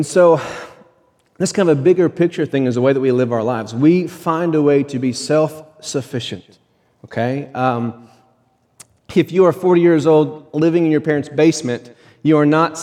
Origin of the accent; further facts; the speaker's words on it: United States; We are American